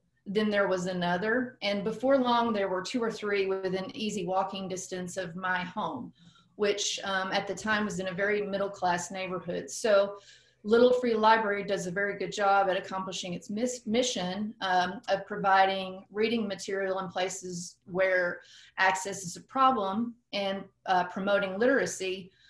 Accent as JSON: {"language": "English", "town": "Fayetteville", "region": "Arkansas", "country": "United States", "tie": "born or raised there", "said": "my hometown of Fayetteville, Arkansas."}